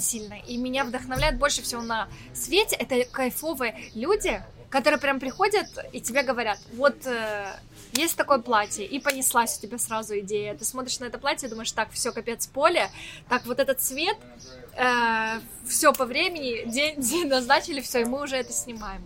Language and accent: Russian; Ukraine; accent: Ukrainian-influenced; Мне вообще много словечек таких, наверное, каких-то украинских. И мне кажется, у меня говор вообще такой чуть-чуть другой